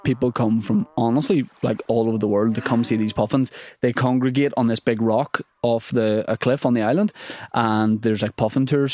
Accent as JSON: {"language": "English", "region": "Northern Ireland", "country": "United Kingdom", "said": "I'm from Northern Ireland"}